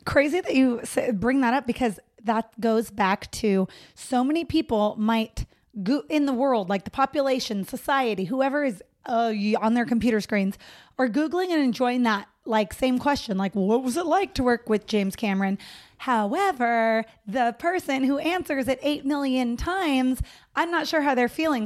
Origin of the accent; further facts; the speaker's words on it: Los Banos, California, United States; moved away as an adult; also born or lived in San Diego; now in Los Angeles, United States; I grew up in middle of nowhere, still California, um, Los Banos